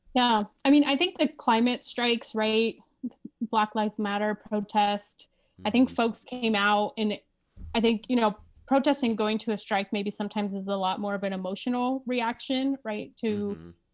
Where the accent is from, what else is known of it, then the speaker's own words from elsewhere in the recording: Las Vegas, Nevada, United States; I live in Las Vegas. I grew up in Las Vegas.